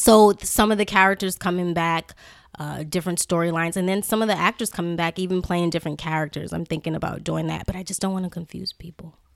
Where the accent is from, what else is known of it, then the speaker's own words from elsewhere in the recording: New Orleans, Louisiana, United States; I'm from New Orleans